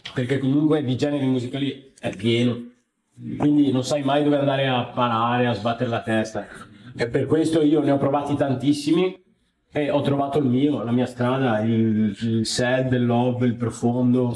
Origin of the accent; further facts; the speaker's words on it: Padua, Veneto, Italy; io sono di Padova, sono nato qua